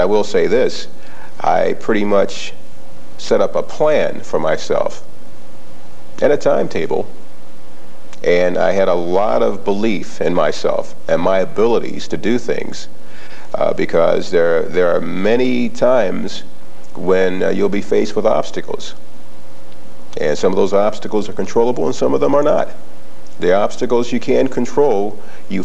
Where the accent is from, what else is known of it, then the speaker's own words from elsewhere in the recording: Toledo, Ohio, United States; I grew up in the Toledo area